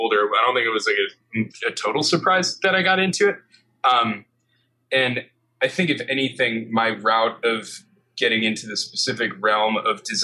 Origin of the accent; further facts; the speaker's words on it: Waukesha, Wisconsin, United States; also born or lived in Milwaukee, Wisconsin / New Berlin, Wisconsin; now in New York, United States; most of my growing up I did was in, out in Waukesha, Wisconsin